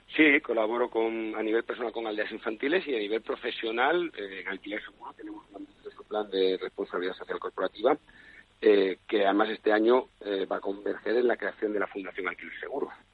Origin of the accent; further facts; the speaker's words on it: Spain; como buen español